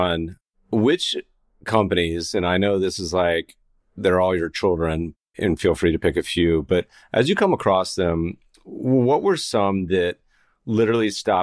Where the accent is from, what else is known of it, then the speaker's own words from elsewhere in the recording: Colorado, United States; moved away; I grew up partially in Colorado